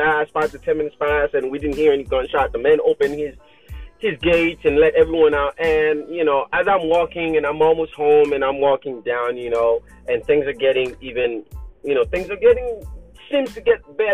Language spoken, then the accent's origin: English; Haiti; moved away; we're not American, okay? I'm in Haiti